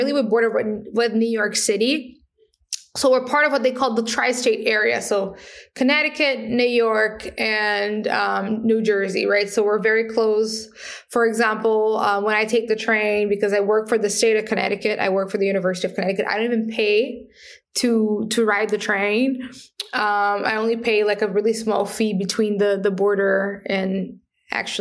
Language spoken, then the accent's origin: English; Paraty, Rio de Janeiro, Brazil; English is a second language; moved away; I was born in Brazil, born in a favela or a slum, right, which is a really complex space. Then I grew up in a traditional community, which helped me to connect with lots of truly amazing people. It's called Parati